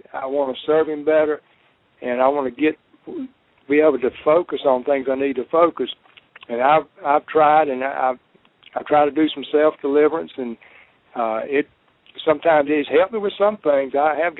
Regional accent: South Carolina, United States; South Carolina

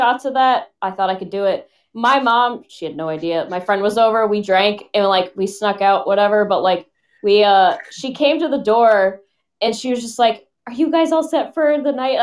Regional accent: Connecticut, United States; moved away as an adult; also born or lived in Rhode Island; now in Boston, United States; I'm originally from Connecticut, but I live in Boston

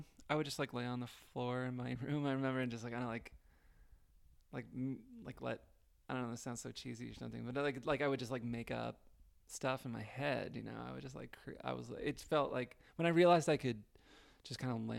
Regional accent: Juneau, Alaska, United States; In Juneau, Alaska.

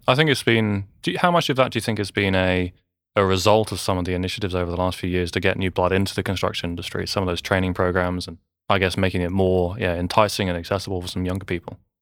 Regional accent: England, United Kingdom; now in New Zealand; I grew up in England, you know, wandering around construction sites

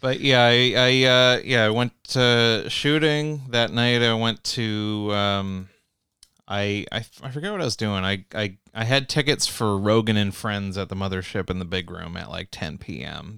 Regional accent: Canada; I'm from Canada

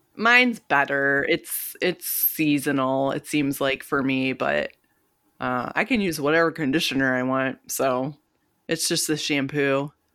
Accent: Detroit, Michigan, United States; we're from Detroit

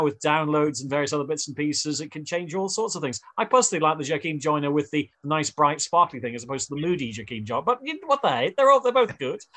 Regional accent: United Kingdom; I'm British.

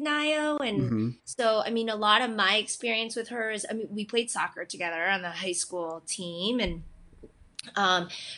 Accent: Cooperstown, New York, United States; moved away as an adult; also born or lived in South Korea; now in Los Angeles, United States; I'm originally from Cooperstown, New York

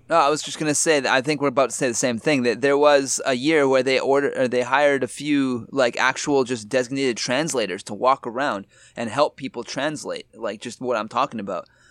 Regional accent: Canada; now in Japan; I'm Canadian

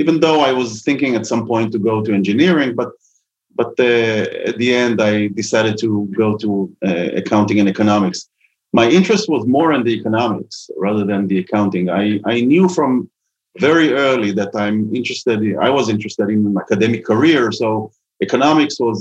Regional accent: a suburb of Tel Aviv, Tel Aviv District, Israel; I grew up in a suburb of Tel Aviv and near the sea.

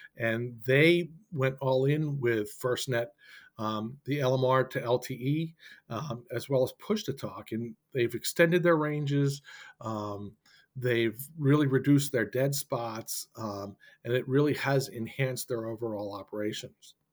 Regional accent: Boston, Massachusetts, United States; I'm from the Boston area

